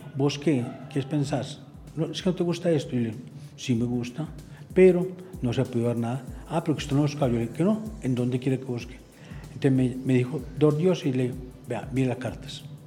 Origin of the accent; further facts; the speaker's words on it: Medellín, Antioquia, Colombia; also born or lived in Andes, Antioquia; yo nací en Andes